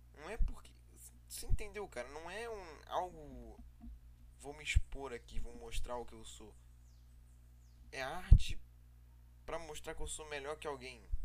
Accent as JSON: {"language": "Portuguese", "country": "Brazil", "tie": "born or raised there", "said": "Eu sou brasileiro, eu nasci no Brasil."}